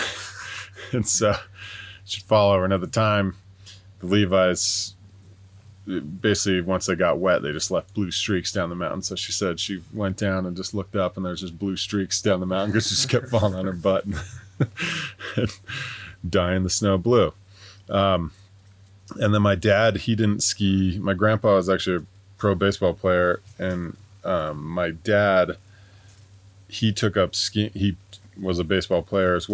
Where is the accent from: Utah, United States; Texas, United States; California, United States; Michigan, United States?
Utah, United States; Sundance; growing up in Sundance